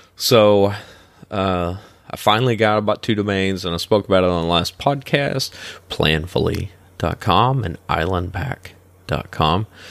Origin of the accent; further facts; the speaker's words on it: northeastern Kentucky, United States; moved away as an adult; now in Florida, United States; my hometown's in northeastern Ken, uh, northeastern Kentucky